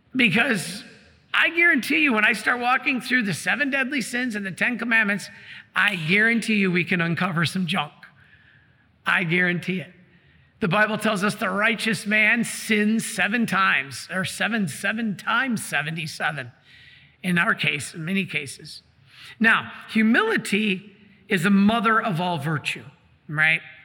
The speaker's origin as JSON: {"language": "English", "town": "Detroit", "region": "Michigan", "country": "United States", "said": "I'm from Detroit."}